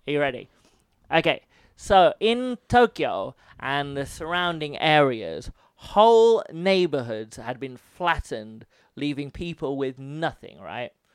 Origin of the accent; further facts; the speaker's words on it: United Kingdom; now in Japan; I'm British